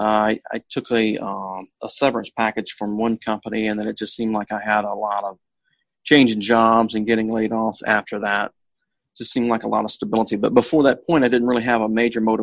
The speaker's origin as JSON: {"language": "English", "town": "Texarkana", "country": "United States", "moved": "yes", "lives_now": "Seattle, United States", "said": "I'm originally from the Texarkana area"}